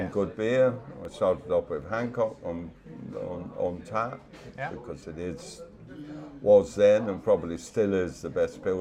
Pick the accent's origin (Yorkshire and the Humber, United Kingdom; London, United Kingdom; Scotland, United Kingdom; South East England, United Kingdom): London, United Kingdom; now in Denmark; I'm yeah. a Brit. Yeah. Part of the diaspora.